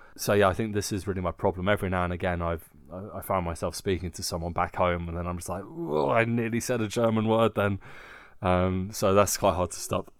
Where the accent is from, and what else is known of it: southern England, United Kingdom; accent: southern